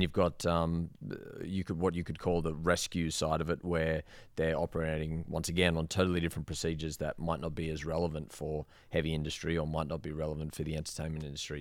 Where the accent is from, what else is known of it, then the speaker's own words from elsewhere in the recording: Sydney, New South Wales, Australia; moved away as an adult; also born or lived in Queensland / Perth; now in Las Vegas, United States; I'm from Sydney